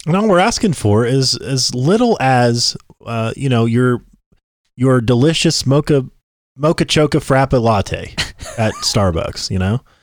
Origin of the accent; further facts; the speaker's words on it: Tennessee, United States; we're from Tennessee